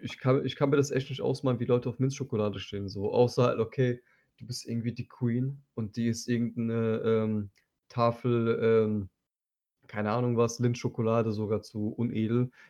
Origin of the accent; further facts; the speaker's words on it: Turkey; Und das sage ich als Türke.